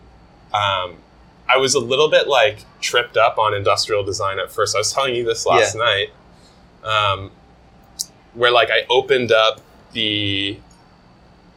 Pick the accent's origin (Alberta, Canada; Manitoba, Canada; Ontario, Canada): Ontario, Canada; Toronto; moved away as an adult; now in Los Angeles, United States; I grew up in Toronto.